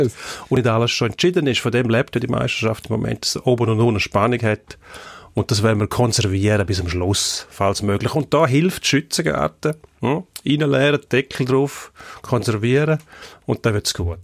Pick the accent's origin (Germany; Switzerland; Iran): Switzerland; bei uns merkt man, in der Schweiz haben wir etwa eine gleichmäßige Verteilung